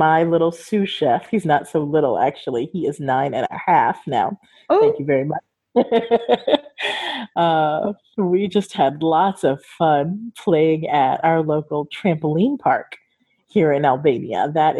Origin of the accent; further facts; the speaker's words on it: California, United States; Growing up in Southern California, we used to cross the border before you ever needed a passport or identification even to do that.